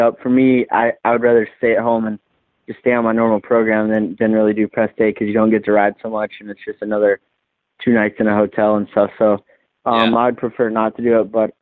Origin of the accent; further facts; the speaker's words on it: East Coast, United States; I grew up on the East Coast